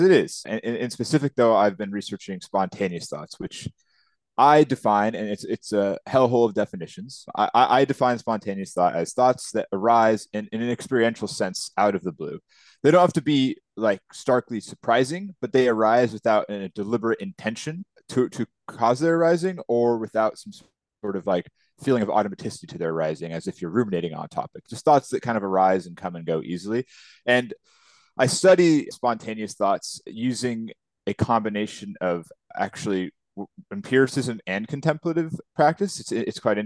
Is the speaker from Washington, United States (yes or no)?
yes; Seattle, Washington, United States; moved away as an adult; now in Vancouver, Canada; I was born and raised in Seattle, Washington, just over the border from Vancouver